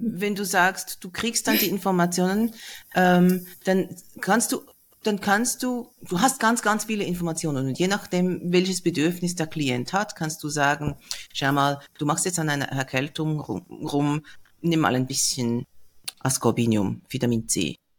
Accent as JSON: {"language": "German", "country": "Switzerland", "said": "Bei uns ist die größte Stadt Zürich"}